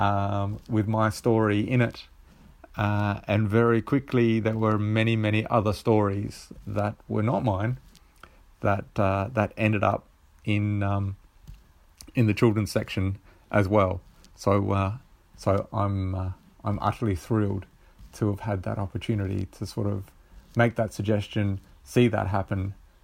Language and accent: English; South Australia, Australia; I'm from Australia, from South Australia, and I'm quite possibly the most southern located submitter